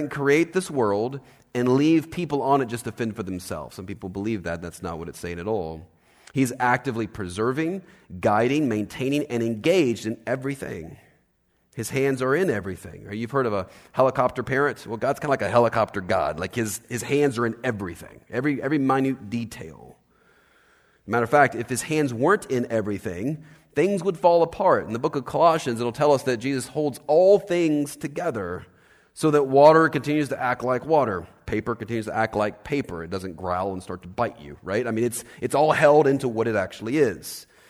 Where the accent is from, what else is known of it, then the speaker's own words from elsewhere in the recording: Los Angeles, California, United States; We first got here, by the way, we're from Los Angeles, and my kids had never seen a Canadian goose.